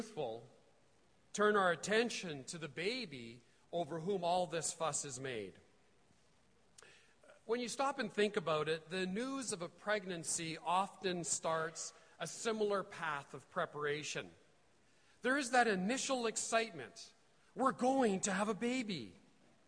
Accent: Edmonton, Alberta, Canada; I'm from Edmonton

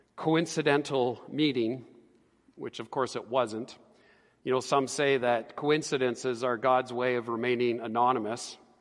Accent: Edmonton, Alberta, Canada; also born or lived in Calgary; I was born and raised here in Edmonton

